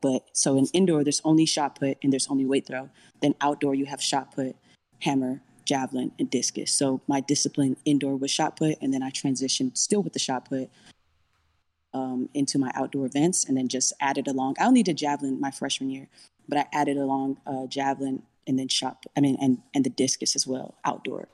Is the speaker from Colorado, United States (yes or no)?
no; Mission, Texas, United States; I'm from the Valley